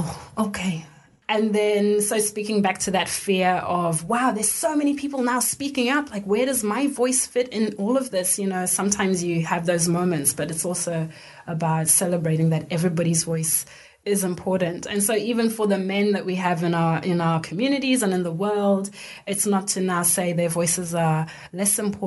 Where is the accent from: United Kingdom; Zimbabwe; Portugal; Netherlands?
Zimbabwe; moved away as an adult; now in Australia; So I grew up in Zimbabwe. I grew up in a middle-class suburb